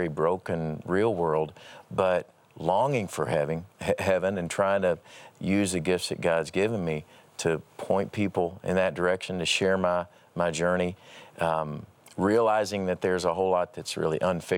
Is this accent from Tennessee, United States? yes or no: no; Paducah, Kentucky, United States; growing up in Paducah, Kentucky